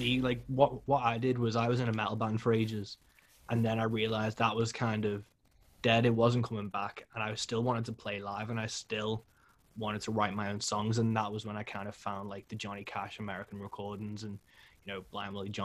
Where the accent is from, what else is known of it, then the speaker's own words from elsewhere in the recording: Liverpool, North West England, United Kingdom; I'm from Liverpool